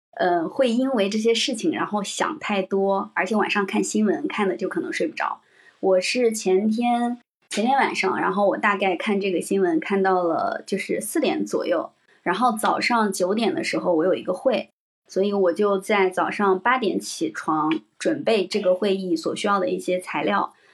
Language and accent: Chinese; Henan, China; 因为我是河南人，然后河南的嗯。整个的氛围都很卷